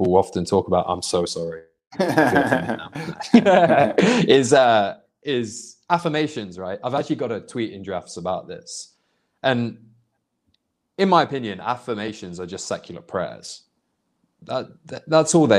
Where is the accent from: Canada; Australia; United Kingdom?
United Kingdom; moved away; also born or lived in Indonesia; growing up in Britain, or a proper Christian anyway. Like there was plenty of Muslims and Sikhs and Hindus where I lived, because I lived in a very big Indian population in the city I come from